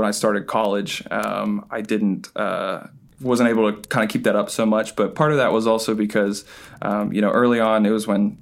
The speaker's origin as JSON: {"language": "English", "town": "Knoxville", "region": "Tennessee", "country": "United States", "said": "I'm from Knoxville, Tennessee"}